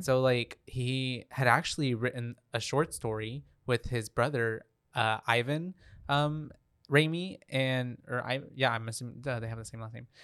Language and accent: English; Texas, United States